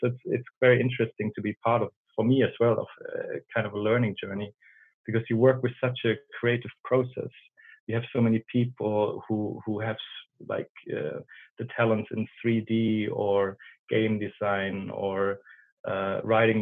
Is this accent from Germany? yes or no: yes; Germany; English is a second language; moved away as an adult; now in Sweden; As you can hear, I'm from Germany. So I moved up north, very up north in Sweden